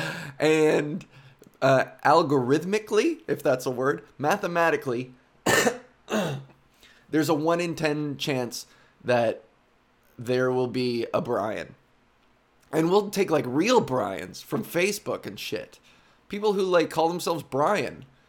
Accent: Whitby, Ontario, Canada; growing up in Whitby, Ontario, suburban Whitby, Ontario, just outside of Toronto

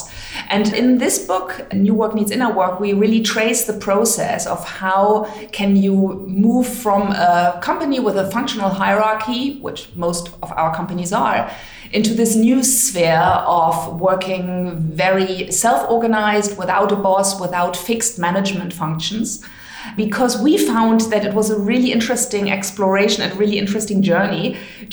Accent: Hamburg, Germany; I was born in Hamburg

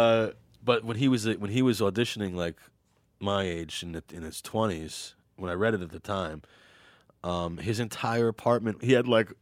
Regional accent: New York, United States; I'm from New York

